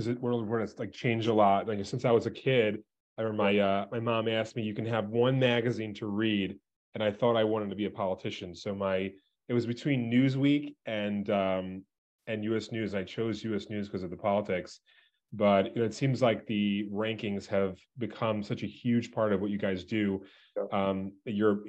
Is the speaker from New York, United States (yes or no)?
yes; New York City, New York, United States; I grew up in Brooklyn, New York.